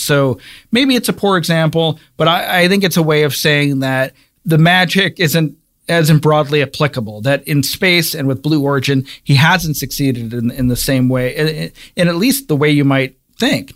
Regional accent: Cleveland, Ohio, United States; I'm from Cleveland, Ohio, and I grew up reading the Cleveland Plain Dealer

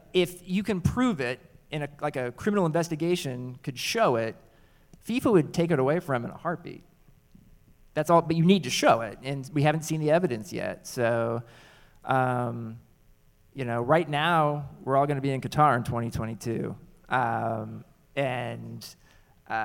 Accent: United States; I actually feel really proud as an American

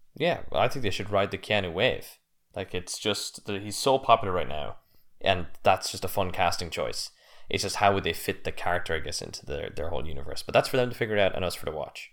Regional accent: United States; I'm American.

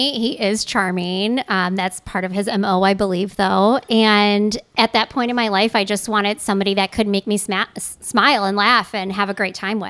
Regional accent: Gurnee, Illinois, United States; Gurnee, Illinois.

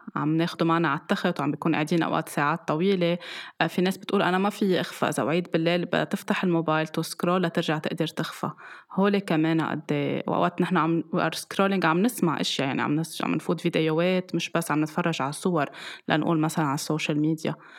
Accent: Lebanon; ومن زمان كان عندنا بلبنان المنبه

